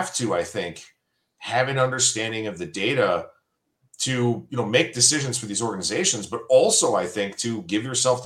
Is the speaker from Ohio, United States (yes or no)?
yes; Cleveland, Ohio, United States; born and raised in Cleveland